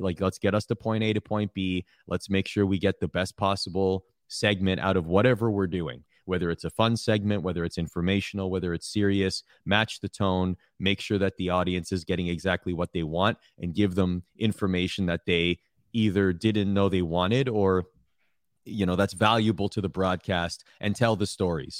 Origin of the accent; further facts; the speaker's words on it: Toronto, Ontario, Canada; I'm from Toronto